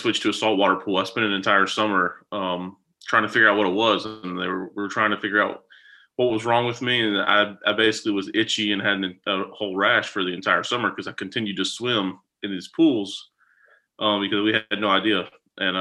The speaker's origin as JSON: {"language": "English", "town": "Jackson", "region": "Mississippi", "country": "United States", "tie": "born or raised there", "said": "I grew up in the Jackson area"}